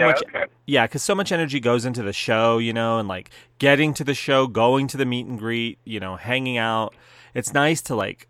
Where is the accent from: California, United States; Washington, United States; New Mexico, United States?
New Mexico, United States; I'm from New Mexico, and everybody speaks Spanish.